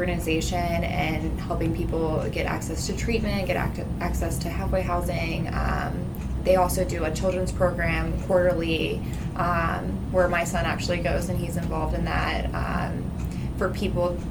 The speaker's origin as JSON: {"language": "English", "area": "Prince George's County", "region": "Maryland", "country": "United States", "said": "I'm originally from Prince George's County"}